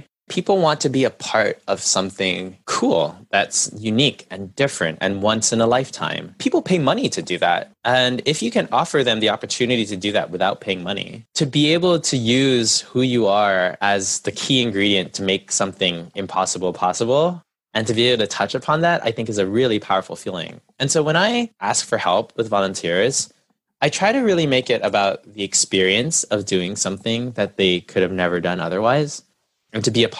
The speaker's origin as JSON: {"language": "English", "country": "Canada", "tie": "born there", "said": "My parents are first generation Chinese Malaysian immigrants, and I was born in Canada."}